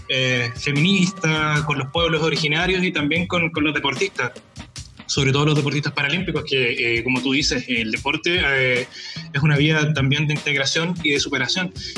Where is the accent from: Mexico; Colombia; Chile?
Chile; lo guático que somos los chilenos